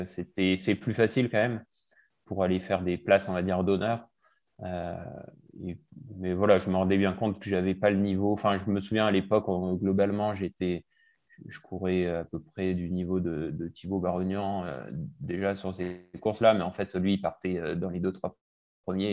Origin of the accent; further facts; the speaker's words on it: Gap, Provence-Alpes-Côte d'Azur, France; moved away as an adult; also born or lived in Cotentin, Normandy / Marseille / Lyon; j'ai fait de 0 à 10 ans là-bas. Et puis ensuite, à 10 ans, on a déménagé à Gap. Donc j'ai fait mhm. globalement de 10 à 18 à Gap.